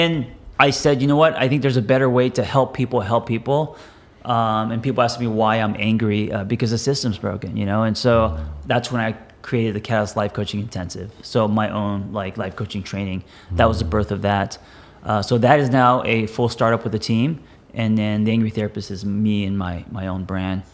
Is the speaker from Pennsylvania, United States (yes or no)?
no; Los Angeles, California, United States; I grew up in Los Angeles